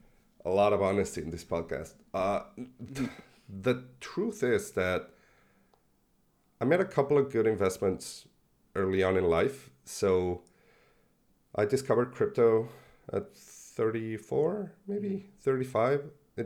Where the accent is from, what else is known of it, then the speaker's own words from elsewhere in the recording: Mexico; moved away as an adult; now in Buenos Aires, Argentina; I was born in Buenos Aires. We moved to Mexico when I was six. So in 86, I stayed there for 25 years. And even though we came back to Buenos Aires almost every year